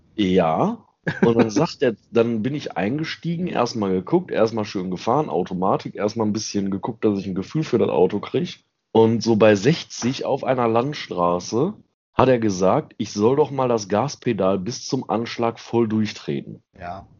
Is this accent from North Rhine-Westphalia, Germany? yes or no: yes; Ruhr area / Lower Rhine, North Rhine-Westphalia, Germany; bei uns im Ruhrgebiet und am Niederrhein